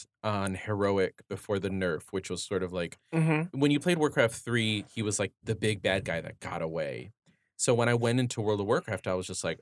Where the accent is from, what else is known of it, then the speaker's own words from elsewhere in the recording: Detroit, Michigan, United States; which was partially based in my hometown in Detroit